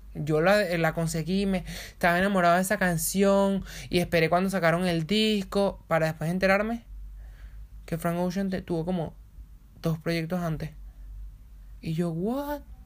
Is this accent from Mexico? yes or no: no; Venezuela; moved away; yo vengo de Venezuela.